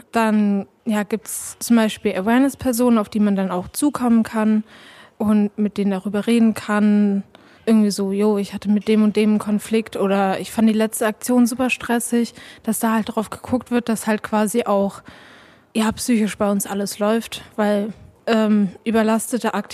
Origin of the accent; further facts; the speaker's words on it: Tübingen, Baden-Württemberg, Germany; ich komme aus Tübingen